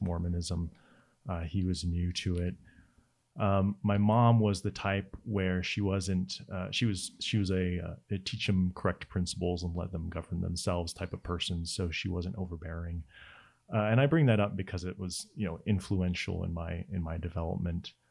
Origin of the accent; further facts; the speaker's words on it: Laie, Hawaii, United States; I grew up in La Hie, Hawaii, which is on the north shore of the island of Oahu